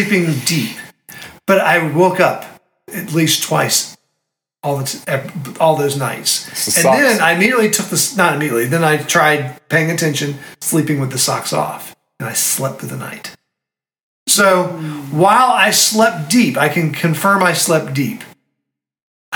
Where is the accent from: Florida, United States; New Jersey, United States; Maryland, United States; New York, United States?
Maryland, United States; Annapolis; my hometown in Annapolis